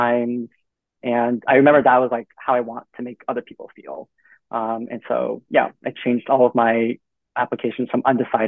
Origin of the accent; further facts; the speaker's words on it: New York City, New York, United States; moved away as an adult; born and raised in Queens